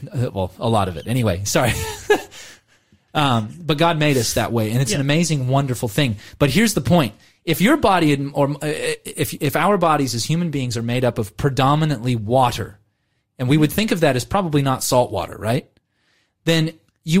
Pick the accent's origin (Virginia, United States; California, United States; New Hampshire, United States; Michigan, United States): California, United States; now in Australia; I grew up in California. I live in Australia